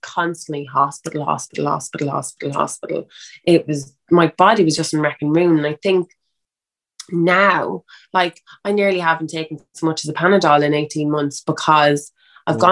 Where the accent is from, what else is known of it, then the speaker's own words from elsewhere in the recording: Ireland; I'm an Irish girl